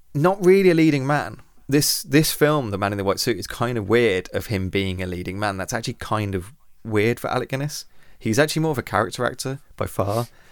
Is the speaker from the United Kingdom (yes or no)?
yes; United Kingdom; we are British